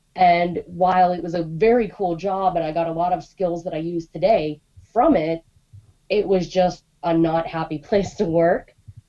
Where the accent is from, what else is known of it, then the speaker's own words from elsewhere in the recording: Pittsburgh, Pennsylvania, United States; I grew up in Pittsburgh, and I was dating a fellow who played drums in a Scottish bagpipe band.